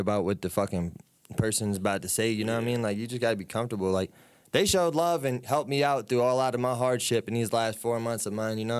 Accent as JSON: {"language": "English", "town": "Winchester", "region": "Virginia", "country": "United States", "tie": "born or raised there", "also_born_or_lived": "Alexandria, Virginia", "said": "I moved out here when I was like 5, so this is hometown, Winchester"}